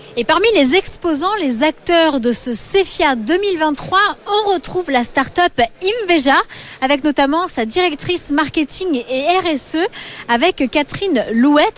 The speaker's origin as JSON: {"language": "French", "country": "France", "said": "chez nous en France"}